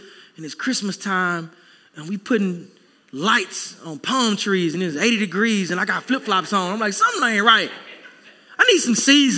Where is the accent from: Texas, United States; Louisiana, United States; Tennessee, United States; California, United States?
Texas, United States; now in South Florida, United States; I'm a Texan through and through